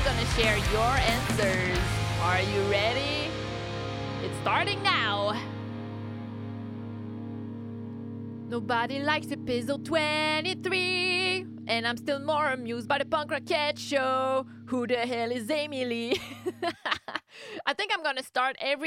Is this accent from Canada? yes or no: yes; Canada; I'm from Canada